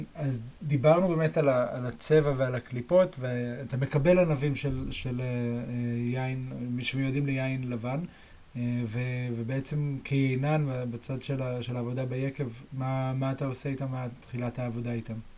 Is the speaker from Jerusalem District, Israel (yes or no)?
yes; Jerusalem, Jerusalem District, Israel; אצלנו בירושלים